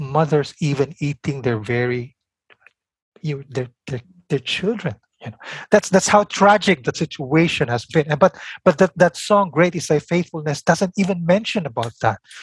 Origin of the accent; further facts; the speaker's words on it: Philippines; my own Philippine context, you know, as a Filipino in Asia